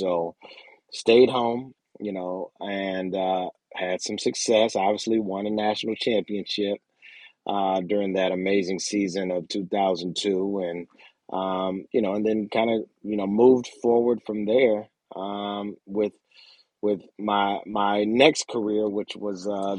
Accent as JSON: {"language": "English", "town": "Columbus", "region": "Ohio", "country": "United States", "tie": "born or raised there", "also_born_or_lived": "Miami, Florida / Memphis, Tennessee / Springfield, Ohio", "said": "So I actually lived in Springfield for a year. And then my dad got a job in Columbus, and we ended up moving from Springfield up to Columbus when I was about 9 or 10 in fourth grade. And from there, it was all Columbus."}